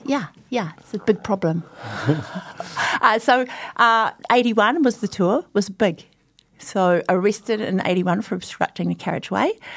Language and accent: English; Christchurch, Canterbury, New Zealand; I grew up in Christchurch and my father's from Wairoa